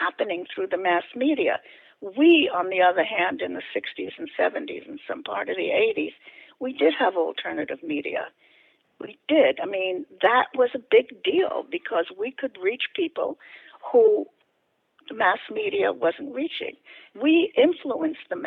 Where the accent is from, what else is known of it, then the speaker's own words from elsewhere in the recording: New York City, New York, United States; I grew up in the South Bronx, which was a very poor neighborhood